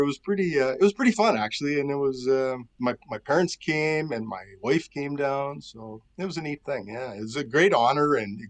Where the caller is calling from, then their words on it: Thunder Bay, Ontario, Canada; Thunder Bay, Ontario, where it's a balmy minus 35 this morning.